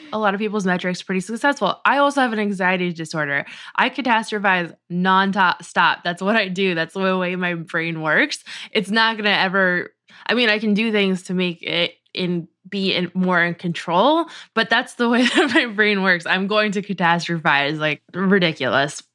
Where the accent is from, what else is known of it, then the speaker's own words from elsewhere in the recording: New England, United States; I grew up in New England